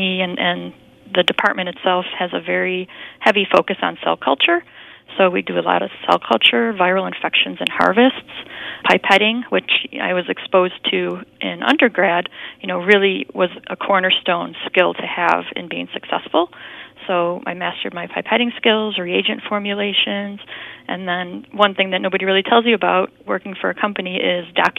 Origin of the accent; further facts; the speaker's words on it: Buffalo, New York, United States; born and raised in Buffalo